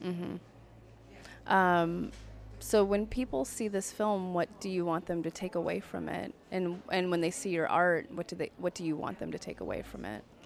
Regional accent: United States; as an American

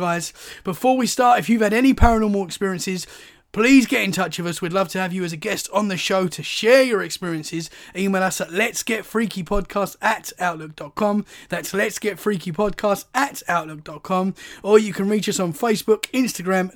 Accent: Essex, East of England, United Kingdom; now in Dorset, United Kingdom; So I'm from Essex, which is right near London, but now I live in Dorset, which is about 2 hours from London. So I'm still a London boy, really

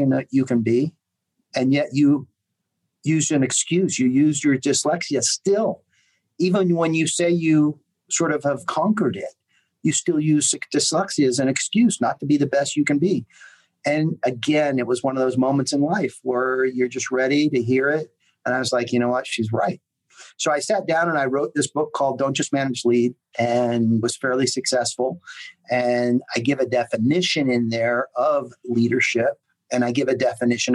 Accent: United States; moved away as an adult; also born or lived in Europe; an American expat living in Europe

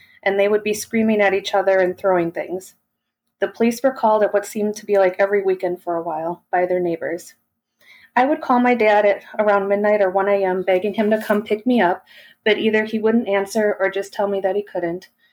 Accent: Milwaukee, Wisconsin, United States; I was born in May of 1983 in Milwaukee, Wisconsin

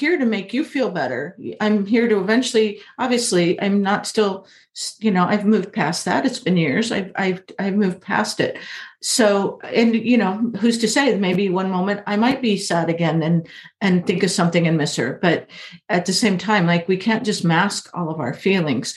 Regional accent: Illinois, United States; moved away; also born or lived in California; I grew up in Illinois

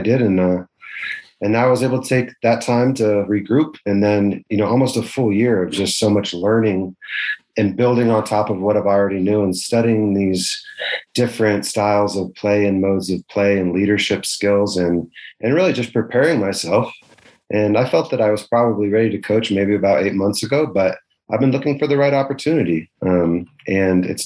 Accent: Denver, Colorado, United States; I'm from Denver and certainly had a big attachment there.

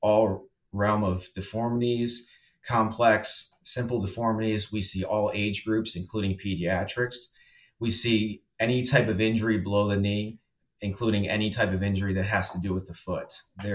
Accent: Salisbury, Maryland, United States; moved away as an adult; also born or lived in Miami, Florida / Denver, Colorado; I grew up in Salisbury, Maryland

